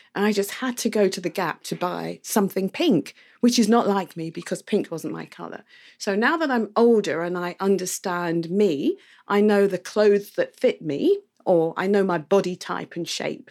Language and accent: English; England, United Kingdom; now in Barbados; when I was growing up in the U K.